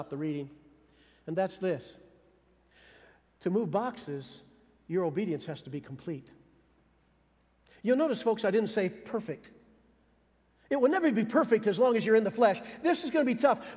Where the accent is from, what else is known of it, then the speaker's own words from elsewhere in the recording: Iowa, United States; now in Missouri, United States; I grew up in Iowa